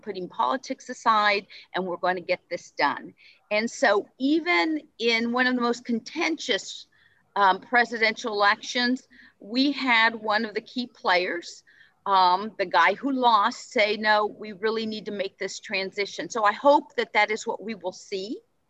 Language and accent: English; California, United States; I'm a Californian.